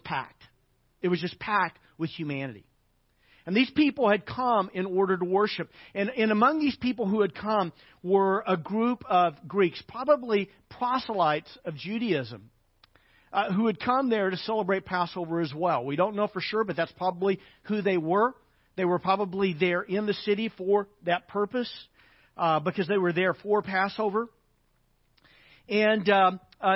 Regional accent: Arkansas, United States; moved away; I grew up in Arkansas

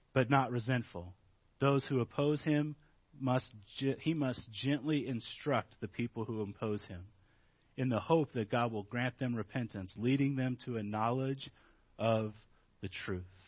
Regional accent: Midwest, United States; moved away; Growing up in the Midwest

